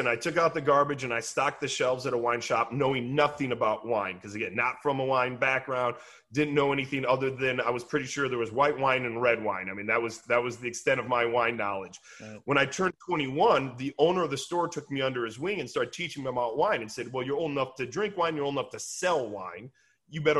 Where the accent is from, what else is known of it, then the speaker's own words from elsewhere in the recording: Peoria, Illinois, United States; moved away; also born or lived in Chicago suburbs, Illinois; my brother and myself are not from California. We're not from wine country. We are from Peoria, Illinois